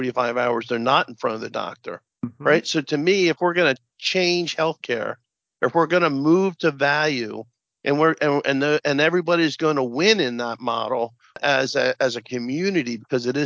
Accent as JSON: {"language": "English", "region": "Central New Jersey", "country": "United States", "said": "I'm from New Jersey, Central Jersey."}